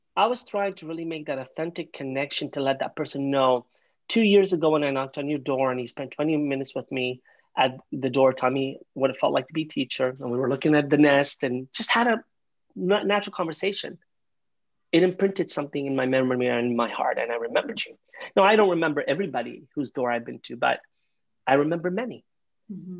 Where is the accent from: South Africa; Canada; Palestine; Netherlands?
Canada; also born or lived in London, Ontario; I'm a Canadian, I live in London, Ontario